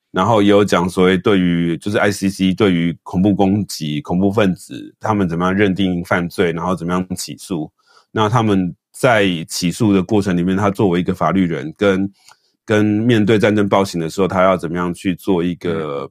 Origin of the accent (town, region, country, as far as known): Taiwan